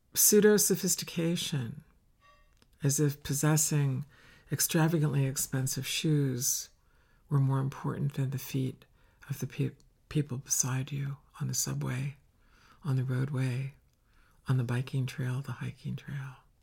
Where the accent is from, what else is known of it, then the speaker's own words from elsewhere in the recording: Finger Lakes, Western New York State, United States; In the Finger Lakes where I grew up in Western New York State